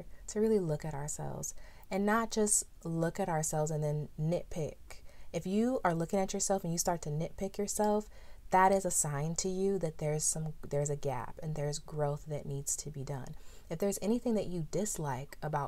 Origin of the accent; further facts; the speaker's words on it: San Diego, California, United States; growing up in San Diego, California